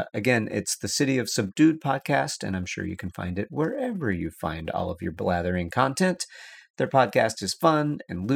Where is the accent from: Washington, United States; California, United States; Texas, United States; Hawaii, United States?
Texas, United States; moved away; growing up in Texas